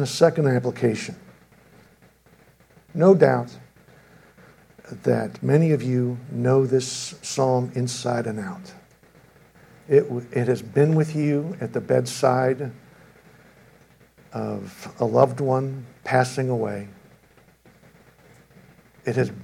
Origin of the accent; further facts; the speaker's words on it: Chicago, Illinois, United States; moved away; I'm from Chicago